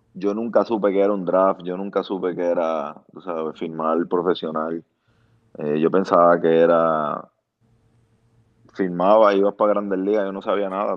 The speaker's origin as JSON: {"language": "Spanish", "town": "Bayamón", "country": "Puerto Rico", "moved": "yes", "lives_now": "Fort Lauderdale, United States", "said": "yo soy de Bayamón."}